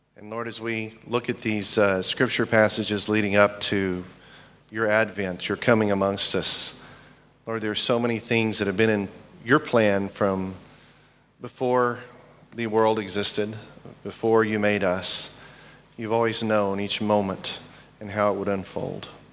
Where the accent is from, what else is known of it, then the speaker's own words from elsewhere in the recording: United States; I'm American